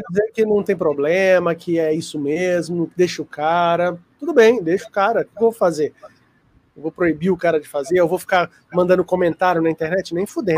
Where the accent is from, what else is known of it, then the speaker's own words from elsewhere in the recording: Brazil; Eu sou brasileiro, para justificar o inglês meio